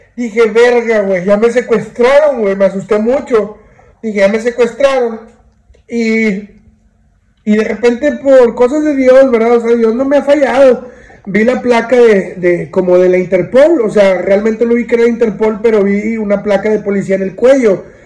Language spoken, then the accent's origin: Spanish; Monterrey, Nuevo León, Mexico; yo soy de Monterrey